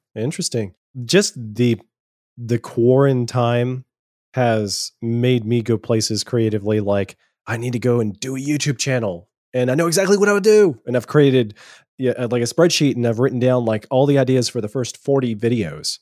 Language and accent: English; Powder Springs, Georgia, United States; born or raised there; also born or lived in Virginia